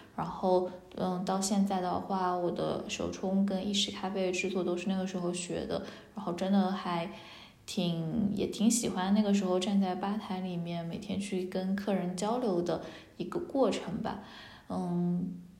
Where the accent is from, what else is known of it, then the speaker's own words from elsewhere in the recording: Haimen, Jiangsu, China; 其实我自己的家乡其实江苏海门嘛，对，我们海门人一定会说自己是海门人而不是南通人，因为，哎，我们基本上不怎么承认自己是南通所管辖的海门市